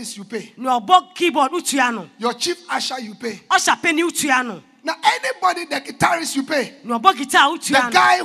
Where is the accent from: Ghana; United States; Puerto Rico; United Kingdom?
Ghana; Accra, Greater Accra; I'm from Accra. I go to Tema New Town.